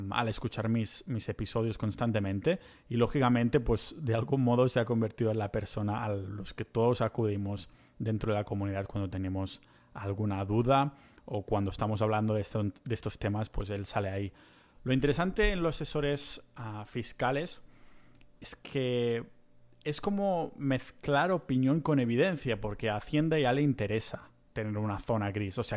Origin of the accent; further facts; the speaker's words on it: Spain; moved away as an adult; Y es uno de los motivos por los que yo me fui de España. y uno de los motivos por los que no pienso volver